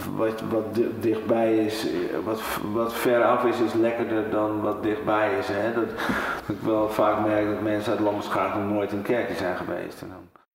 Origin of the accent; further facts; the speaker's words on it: De Weere, North Holland, Netherlands; also born or lived in Amsterdam; now in Lambertschaag, Netherlands; ik ben geboren en getogen in De Weren. Dat ligt hier niet zo ver vandaan.